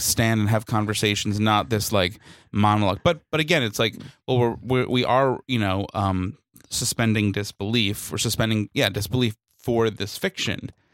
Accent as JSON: {"language": "English", "town": "New York City", "region": "New York", "country": "United States", "said": "as a New Yorker"}